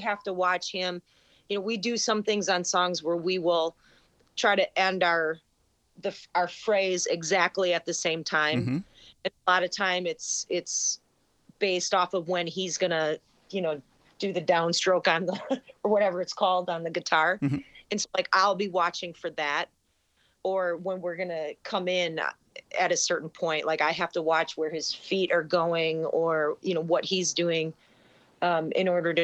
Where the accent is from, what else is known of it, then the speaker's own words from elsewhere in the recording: Wisconsin, United States; moved away as an adult; also born or lived in Illinois; We're both from Wisconsin